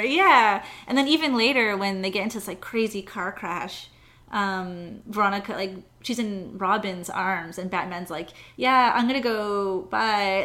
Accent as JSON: {"language": "English", "town": "Montreal", "region": "Quebec", "country": "Canada", "tie": "born or raised there", "moved": "yes", "said": "I was born in Canada, so I'm from Montreal."}